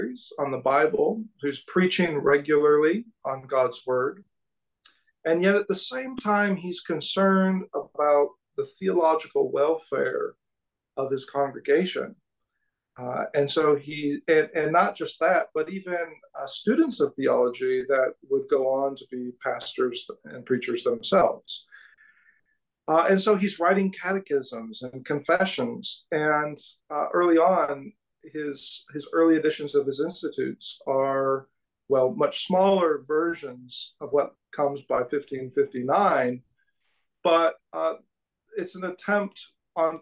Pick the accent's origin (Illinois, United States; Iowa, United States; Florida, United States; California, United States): California, United States; now in Kansas City, United States; I'm from California originally